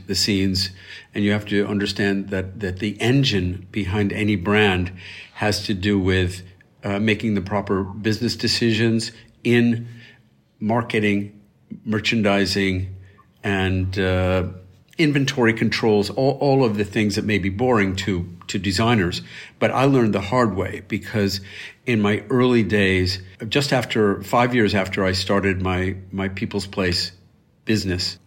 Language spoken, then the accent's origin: English; Elmira, New York, United States; my hometown of Elmira, New York